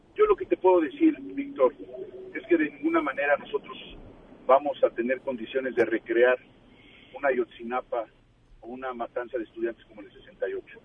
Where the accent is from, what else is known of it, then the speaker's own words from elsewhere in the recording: Mexico; nos involucra a todos como mexicanos